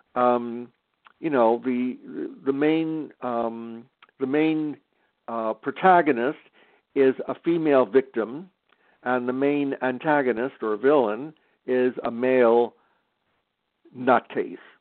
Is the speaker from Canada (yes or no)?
yes; Canada; I'm Canadian